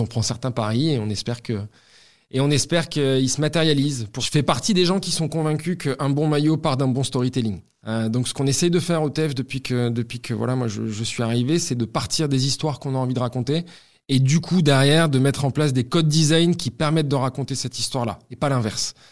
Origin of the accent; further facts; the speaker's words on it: Toulouse, Occitania, France; also born or lived in Cergy-Pontoise, France; je suis né à sergy pontoise dans le 95. Euh, euh, mais la réalité des choses, c'est que tout le monde croit que je suis né à Toulouse, puisque je suis arrivé à l'âge de 2 ans